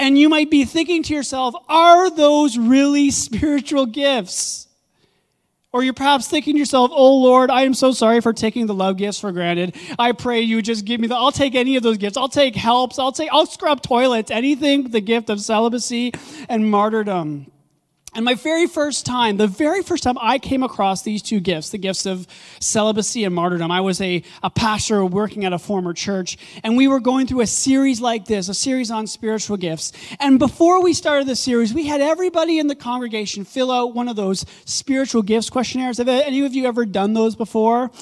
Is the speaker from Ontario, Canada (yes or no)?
yes; Ottawa, Ontario, Canada; also born or lived in Kanata; I grew up in Orleans, here on the east side of Ottawa, and so spent the majority of my early childhood all the way up to about 10 years old living in Orleans